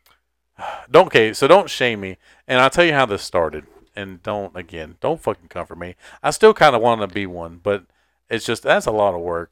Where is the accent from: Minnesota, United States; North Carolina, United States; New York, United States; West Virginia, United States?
North Carolina, United States; Garner, Raleigh area; places from my hometown